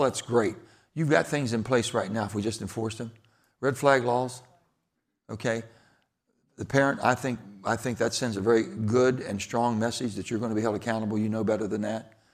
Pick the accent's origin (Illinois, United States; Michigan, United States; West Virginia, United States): West Virginia, United States; Farmington; Growing up as a boy in, in the little Farmington, West Virginia, number nine, the coal mining towns